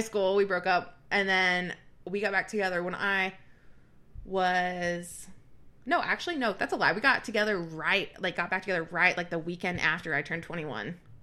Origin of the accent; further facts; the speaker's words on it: the South, United States; growing up in the South as a woman